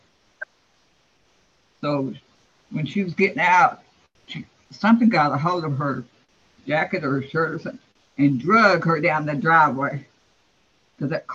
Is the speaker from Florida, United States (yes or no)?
yes; Florida, United States; I was raised in Florida